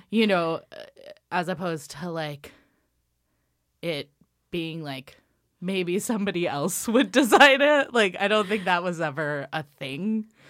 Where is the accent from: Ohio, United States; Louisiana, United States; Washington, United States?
Washington, United States; Ellensburg; I am from Washington State. Um, I'm from a town called Ellensburg, and it's a rodeo town